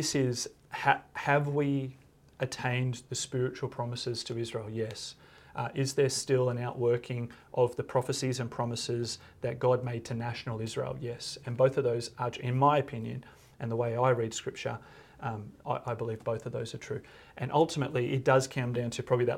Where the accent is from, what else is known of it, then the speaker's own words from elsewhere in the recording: Australia; I'm an Aussie